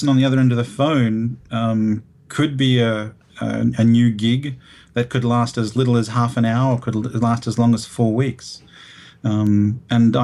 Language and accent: English; Broadmeadows, Victoria, Australia; also born or lived in Rome, Italy; I was actually born in Rome, but raised in this wonderful place called Broadmeadows, Victoria